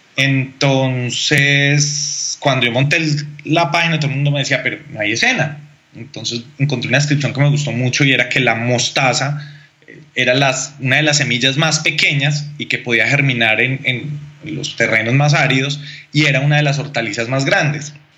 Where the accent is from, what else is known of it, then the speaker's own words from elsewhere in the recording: Bogotá, Colombia; yo realmente nací en Bogotá y en Bogotá con los primos eh, intentábamos hacer como banda o con los amigos del barrio